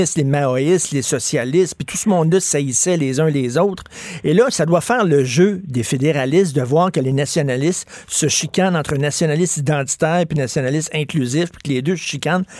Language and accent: French; Montreal, Quebec, Canada; je viens de Verdun, un milieu, puis le coin pauvre de Verdun, c'est un milieu pauvre, c'est un milieu très modeste